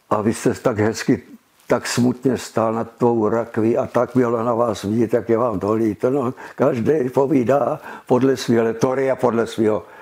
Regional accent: Brno, South Moravian Region, Czechia; jsem Brňák

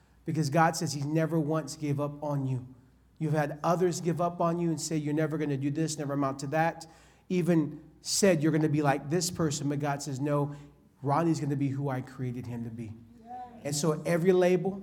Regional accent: California, United States; I'm from California

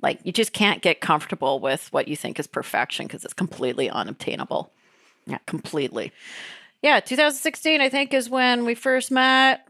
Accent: Canada; As a Canadian

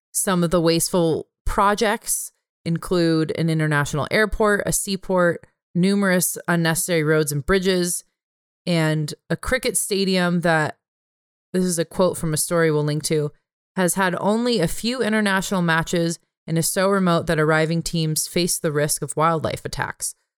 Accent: California, United States; moved away; I'm a Californian

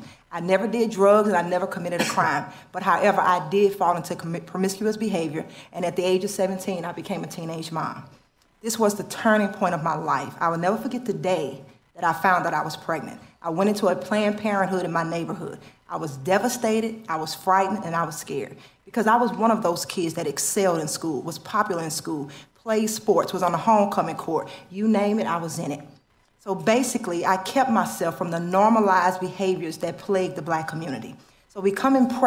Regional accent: Baton Rouge, Louisiana, United States; moved away as an adult; now in Chicago, United States; My husband and I are both born and raised in Baton Rouge, Louisiana. I spent 33 years there before I came to move to Chicago, Illinois, 7.5 years ago

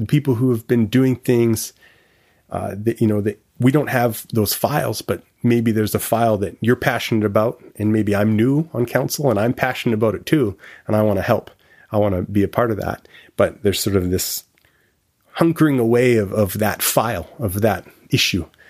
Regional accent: Victoria, British Columbia, Canada; also born or lived in Montreal; I grew up in Victoria

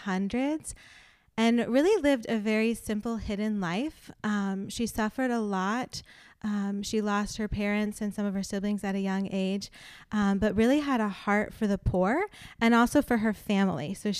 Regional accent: Fort Benning, Georgia, United States; also born or lived in North Carolina; I was born in Fort Bragg, North Carolina, moved a few times, but then landed in Fort Benning, Georgia when I was 10.

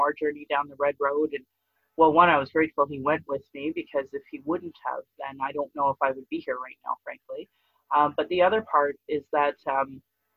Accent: Sylvan Lake, Alberta, Canada; also born or lived in Fort McMurray; now in Calgary, Canada; And then we moved to Sylvan Lake.

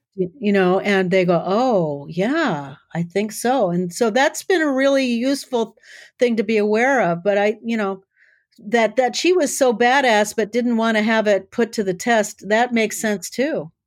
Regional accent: South Dakota, United States; I grew up in South Dakota

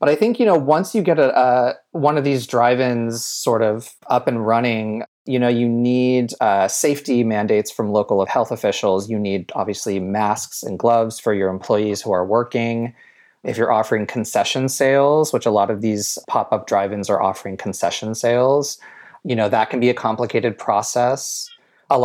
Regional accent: Ventura, California, United States; There used to be one in the town that I grew up in Ventura, which is about an hour north of LA.

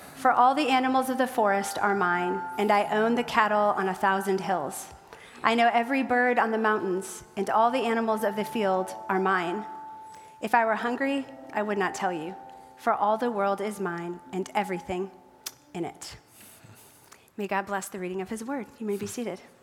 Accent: South Dakota, United States; moved away; I grew up in South Dakota

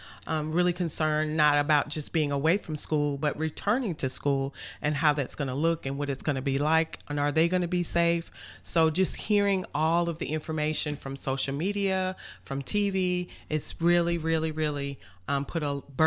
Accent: Atlanta, Georgia, United States; also born or lived in Bronx, New York; Yeah, my parents moved up there after they graduated from college, and they moved to New York, so that's where I was born. And eventually, you know, we moved to Atlanta, Georgia, and that's where my parents live now.

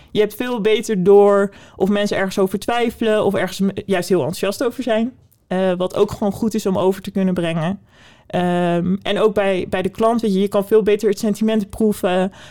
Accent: Netherlands; wij als Nederlanders

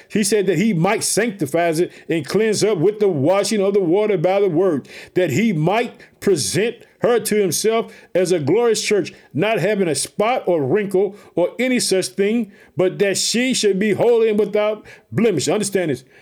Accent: Illinois, United States; also born or lived in Chicago; the uh, state of Illinois, which is my home state. I live in the city of Chicago

